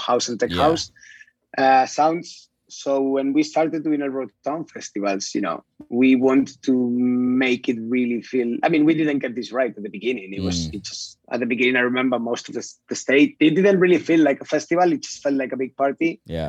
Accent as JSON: {"language": "English", "town": "Huesca", "region": "Aragon", "country": "Spain", "tie": "born or raised there", "also_born_or_lived": "London / Madrid / Sydney, Australia", "moved": "as an adult", "lives_now": "Barcelona, Spain", "said": "I come from Huesca, which is a small town next to Fraga"}